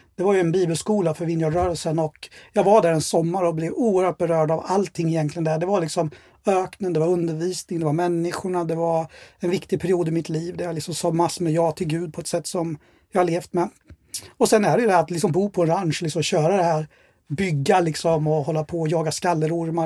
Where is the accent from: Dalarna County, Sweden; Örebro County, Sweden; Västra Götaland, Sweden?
Örebro County, Sweden; Örebro; jag är uppväxt i Örebro och har bott där hela mitt liv. Då, sen jag kom julen 72 till Sverige